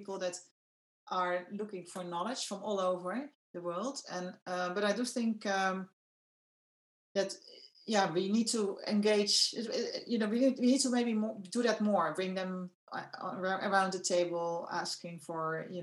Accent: Netherlands; I'm from the Netherlands

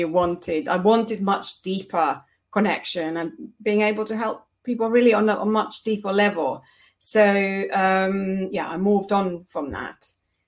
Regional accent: Finland; moved away as an adult; now in United Kingdom; originally I'm from Finland

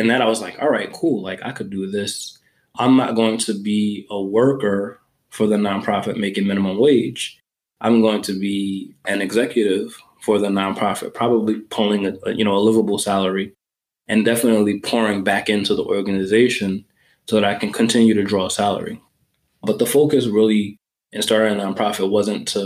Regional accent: New York, United States; I grew up in New York

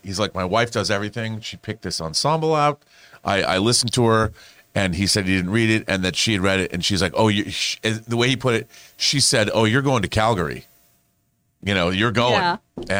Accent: Seattle, Washington, United States; I would love them to go, not just because I grew up in Seattle

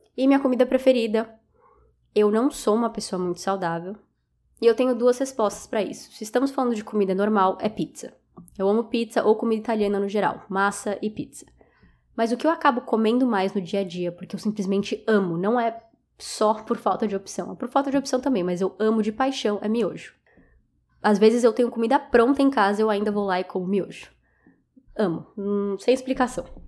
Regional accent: Brazil; eu sou do Brasil

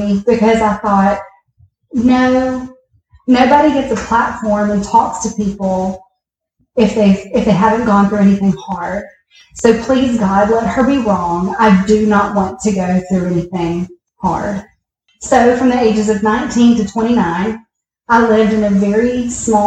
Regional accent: Picayune, Mississippi, United States; now in Brandon, United States; I grew up in Picayune, Mississippi, with two loving parents

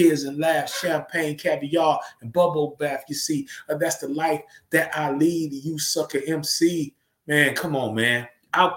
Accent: the South, United States; accent: Southern; I was never that Southern dude who tried to act like I was from New York

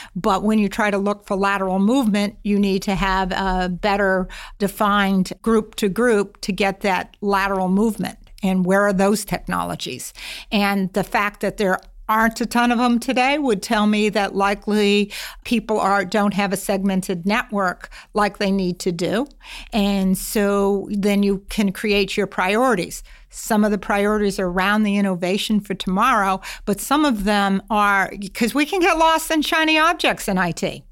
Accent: Massachusetts, United States; I grew up in Massachusetts

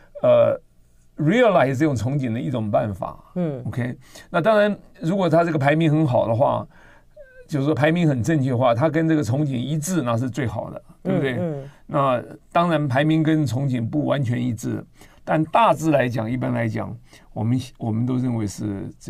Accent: central and southern Taiwan, Taiwan; moved away as an adult; also born or lived in Nantou / Taichung / Tainan / United States; 我在南中南部长大，我台南一中

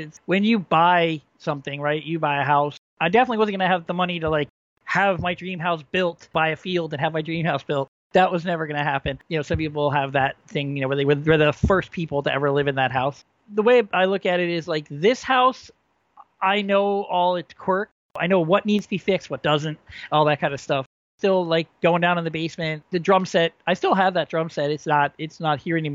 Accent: New Jersey, United States; I grew up in this house

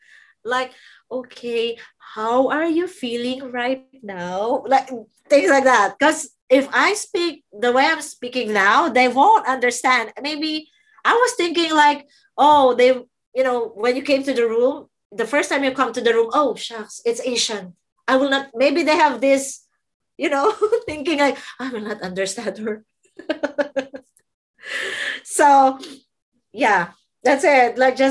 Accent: Qatar; English is a second language; because I came from Qatar and I was scared to talk to the doctor.

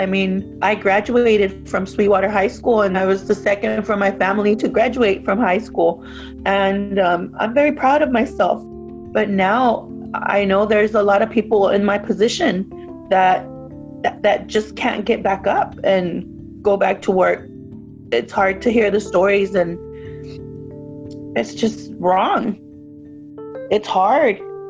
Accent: Tijuana, Baja California, Mexico; now in United States; You know, as an immigrant and a daughter of immigrant parents, we're from Tijuana, Mexico.

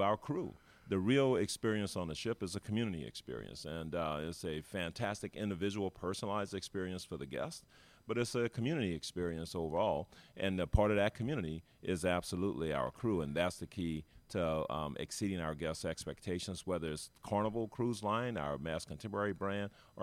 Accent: New Orleans, Louisiana, United States; now in Miami, United States; I grew up in New Orleans, Louisiana, United States

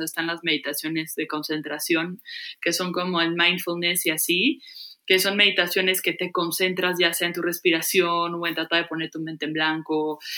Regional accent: Mexico; moved away as an adult; also born or lived in Los Angeles; me tengo que ir de México

